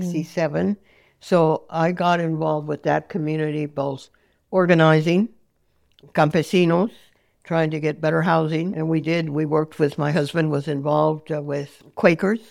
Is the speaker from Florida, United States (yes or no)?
no; San Francisco, California, United States; also born or lived in Niles (Fremont), California / San Jose, California; I was born here in San Francisco, fifth floor, Saint Mary's Hospital